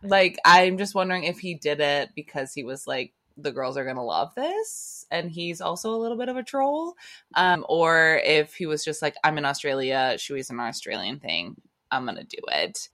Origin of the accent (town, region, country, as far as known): United States